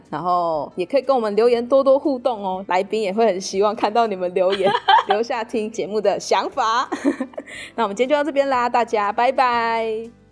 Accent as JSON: {"language": "Chinese", "country": "Taiwan", "said": "我是台湾人"}